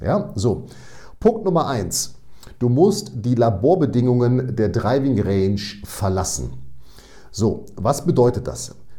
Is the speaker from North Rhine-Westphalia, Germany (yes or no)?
yes; Münster, North Rhine-Westphalia, Germany; ich komme aus Münster, Hege